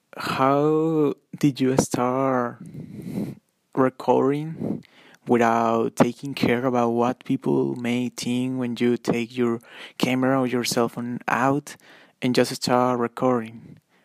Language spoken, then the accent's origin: English; Monterrey, Nuevo León, Mexico; I am from Monterrey, Mex-, Mexico